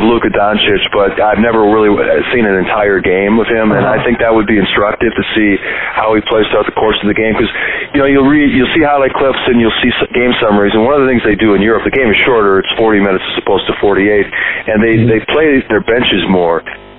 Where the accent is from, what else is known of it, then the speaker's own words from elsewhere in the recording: Milwaukee, Wisconsin, United States; And I grew up in Milwaukee